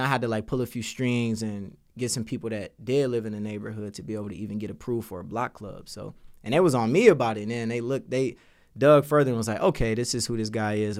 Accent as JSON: {"language": "English", "town": "Detroit", "region": "Michigan", "country": "United States", "tie": "born or raised there", "said": "when I was growing up in Detroit, I grew up with a teenage mom"}